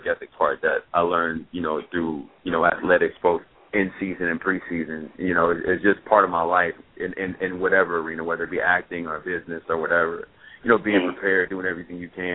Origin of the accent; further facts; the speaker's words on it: Champaign, Illinois, United States; moved away; also born or lived in Chicago, Illinois; I'm from Champaign, man. I was born and raised there.